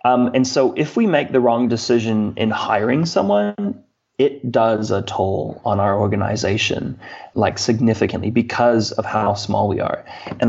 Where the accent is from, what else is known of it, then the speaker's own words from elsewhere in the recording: Hawaii, United States; I am a Hawaiian and I have a kuleana. I have a responsibility to Hawaii.